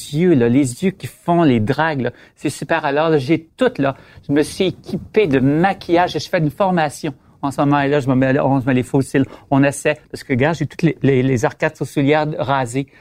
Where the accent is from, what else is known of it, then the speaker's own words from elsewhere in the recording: Quebec, Canada; je viens du Lac-Saint-Jean, pour commencer, très nationaliste